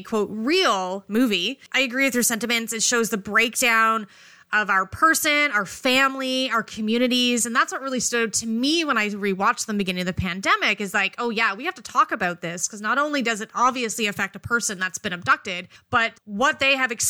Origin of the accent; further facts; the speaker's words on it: Canada; we are Canadian